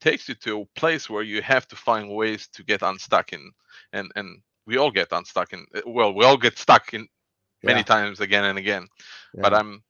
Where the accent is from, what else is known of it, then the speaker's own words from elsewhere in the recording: Israel; So I was born and raised in Israel. I'm 48 years old and I was born here. I live here all my life. And I love Israel.